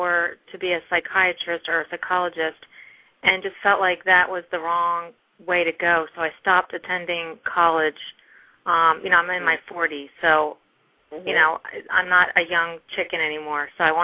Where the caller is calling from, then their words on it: New Jersey, United States; I'm calling from New Jersey.